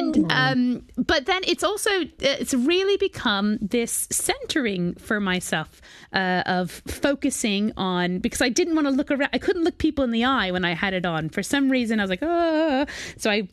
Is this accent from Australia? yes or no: no; United States; moved away; also born or lived in New York; I am from America